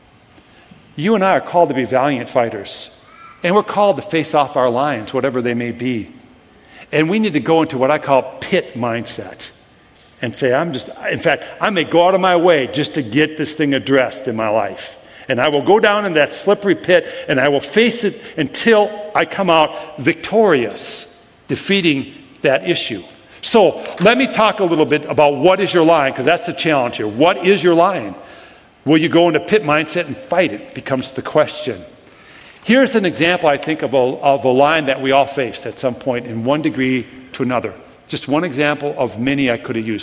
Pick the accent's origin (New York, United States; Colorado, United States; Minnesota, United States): Minnesota, United States; Brooklyn Park; I grew up in Brooklyn Park. I lived about a quarter mile off the Mississippi River